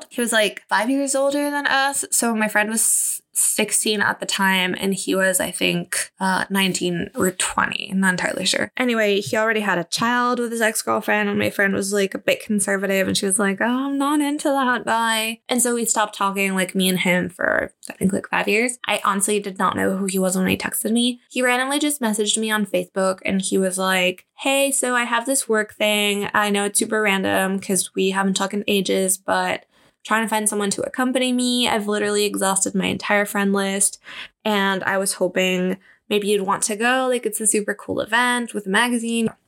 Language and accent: English; Mexico; also born or lived in Germany; I didn't date for the longest time because obviously I moved to Germany and then I moved back to my hometown. Well, not where my parents were living. And then I tried to finish high school really fast to get out of there and move to Mexico City